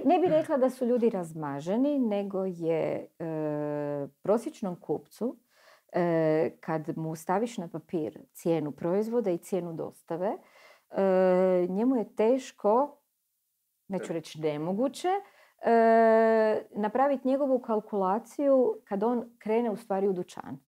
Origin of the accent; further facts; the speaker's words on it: Istria County, Croatia; ja sam uživjela kao klinka u Istri